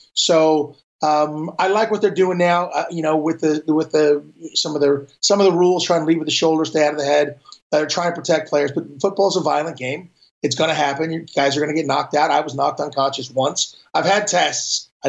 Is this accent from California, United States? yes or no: yes; Malibu, California, United States; I grew up in Hollywood. Not actually Hollywood, Malibu, California.